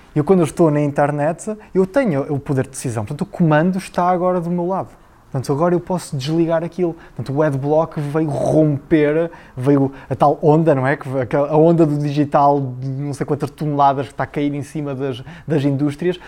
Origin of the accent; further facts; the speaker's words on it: Figueira da Foz, Coimbra District, Portugal; also born or lived in Aveiro; eu nasci na Figueira da Foz, terra lindíssima